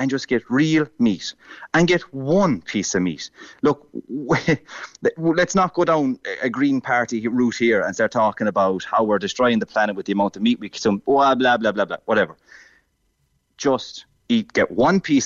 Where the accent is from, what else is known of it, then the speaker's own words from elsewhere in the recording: Ireland; as Irish people